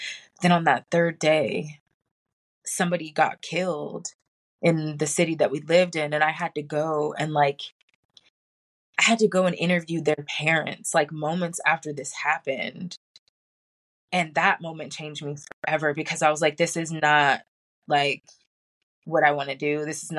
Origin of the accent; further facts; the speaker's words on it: Hawaii, United States; I was born in Hawaii, a military brat. We didn't move a whole lot when I was younger